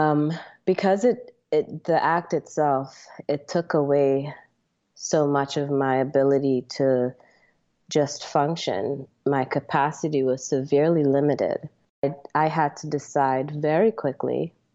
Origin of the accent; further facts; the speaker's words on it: Trinidad & Tobago; now in United States; Trinidad, like you said, it is home, even though I've spent the last 20 plus years living in America as an American. I've always been very, very close to my roots